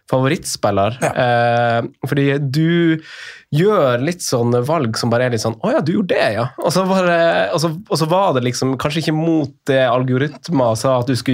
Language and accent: Norwegian; Northern Norway, Norway; jeg er jo fra Nord-Norge